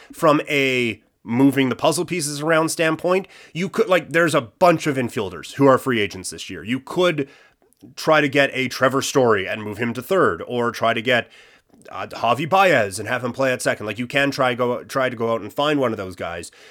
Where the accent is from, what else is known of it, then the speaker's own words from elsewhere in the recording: Canada; as Canadian sports fans